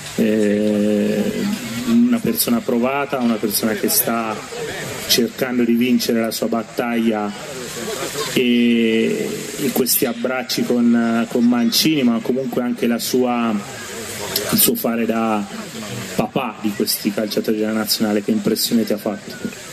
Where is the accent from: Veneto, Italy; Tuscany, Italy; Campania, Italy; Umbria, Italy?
Umbria, Italy; Perugia; da Perugino